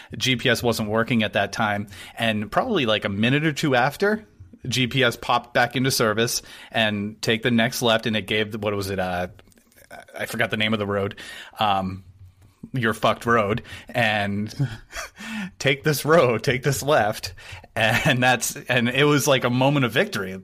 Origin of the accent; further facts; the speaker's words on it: New Hampshire, United States; I grew up in New Hampshire